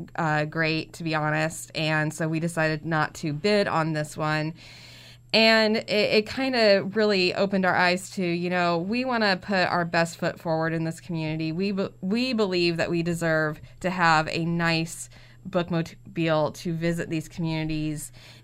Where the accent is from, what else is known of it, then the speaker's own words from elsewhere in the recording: Danville, Illinois, United States; I lived on the East End